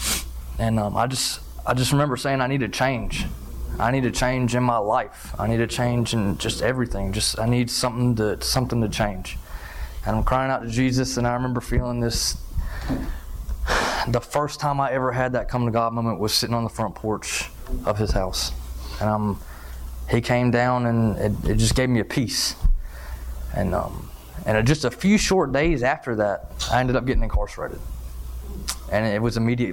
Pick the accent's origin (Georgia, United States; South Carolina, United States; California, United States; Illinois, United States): South Carolina, United States; Florence; also born or lived in Texas; I was born in Texas, but I was raised in South Carolina in Florence